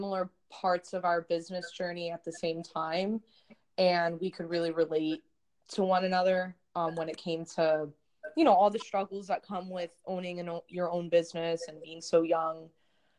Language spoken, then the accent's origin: English; New Jersey, United States; I'm from Jersey